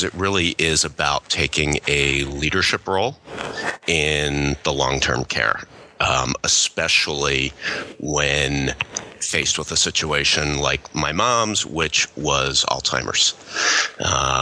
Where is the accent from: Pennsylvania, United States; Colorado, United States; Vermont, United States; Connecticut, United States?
Pennsylvania, United States; Philadelphia; moved away as an adult; now in Michigan, United States; I grew up in Philadelphia